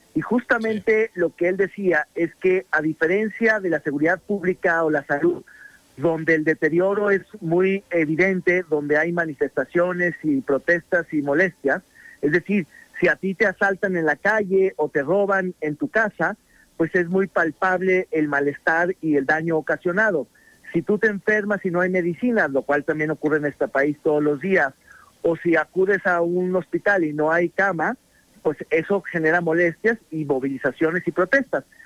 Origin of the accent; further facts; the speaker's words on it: Mexico; nos jodimos como mexicanos